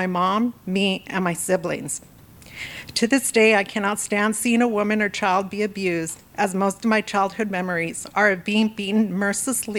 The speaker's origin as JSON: {"language": "English", "town": "Los Angeles", "region": "California", "country": "United States", "tie": "born or raised there", "said": "born and raised in Southern California, Los Angeles to be exact"}